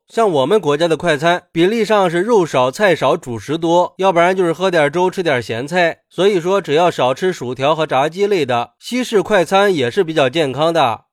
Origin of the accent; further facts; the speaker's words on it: China; 而且，我们中国人跟西方人在体质上的区别是很大的。